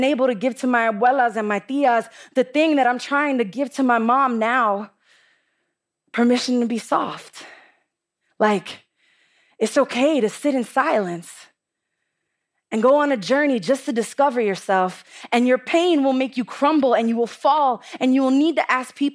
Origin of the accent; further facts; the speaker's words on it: New York City, New York, United States; I'm from the Bronx, and the Bronx is tough.